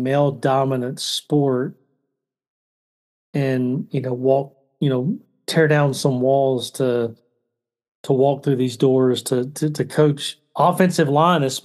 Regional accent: the South, United States; I grew up in the South, the Bible Belt, so everybody went to church.

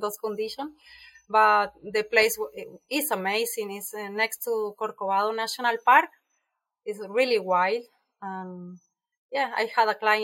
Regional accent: Buenos Aires, Argentina; English is a second language; moved away as an adult; now in Costa Rica; I am from Argentina

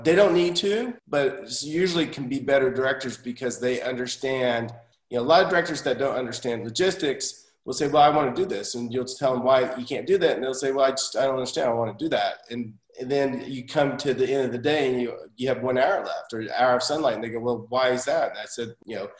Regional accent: Tulsa, Oklahoma, United States; I grew up in Tulsa, Oklahoma

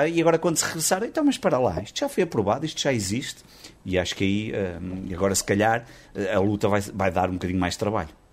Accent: the North, Northern Portugal, Portugal; eu também sou do Norte, eu estou no Porto

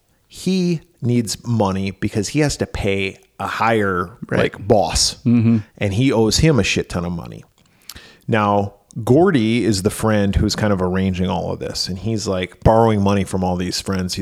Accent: Wisconsin, United States; Growing up in Wisconsin

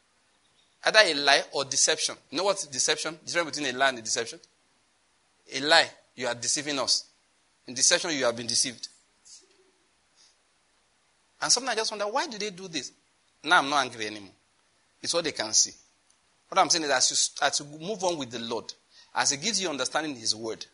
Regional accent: Owo, Ondo, Nigeria; I'm from Owo, Ondo State.

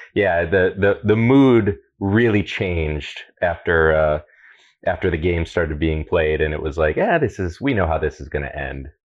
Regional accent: Toledo, Ohio, United States; also born or lived in Seattle; Growing up in Toledo

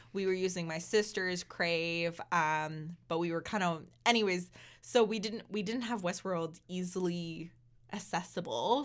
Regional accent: Southern Ontario, Canada; moved away; we're from Southern Ontario

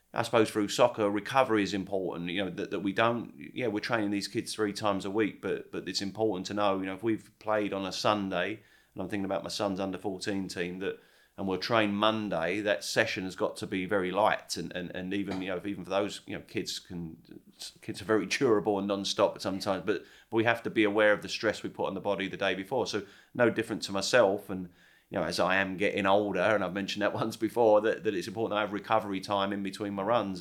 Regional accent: England, United Kingdom; now in Charleston, United States; growing up in England

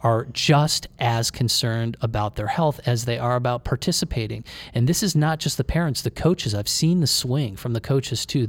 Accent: Cleveland, Ohio, United States; We grew up in Cleveland

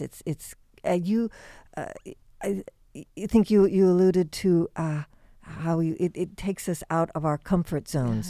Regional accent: Indiana, United States; I grew up in Indiana

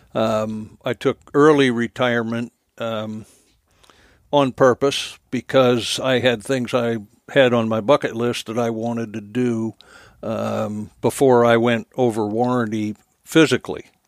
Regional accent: New Jersey, United States; moved away; born and raised in New Jersey

